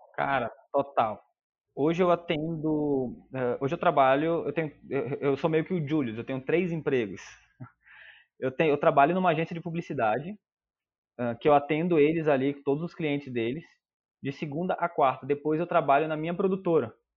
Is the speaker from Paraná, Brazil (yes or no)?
no; Manaus, Amazonas, Brazil; moved away as an adult; also born or lived in Porto Alegre; hoje eu tô morando em Manaus, eu sou natural de Manaus